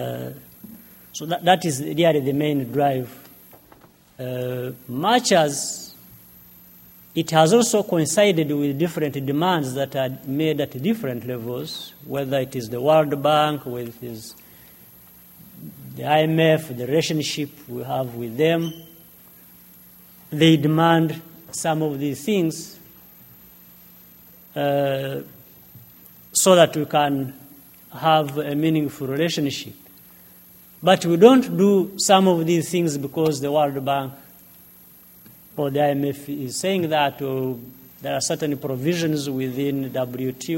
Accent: Uganda; moved away as an adult; now in Rwanda; I left Rwanda when I was 4 years old, living in the neighboring country in Uganda as a refugee for nearly 30 years.

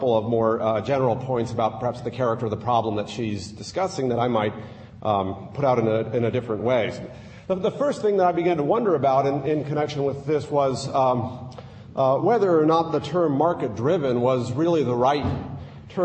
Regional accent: United States; I'm an American

